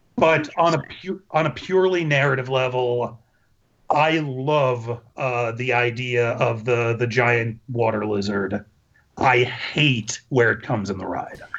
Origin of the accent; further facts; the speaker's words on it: New York, United States; moved away; I was a New York Jew who visited my grandmother in Disney World all the time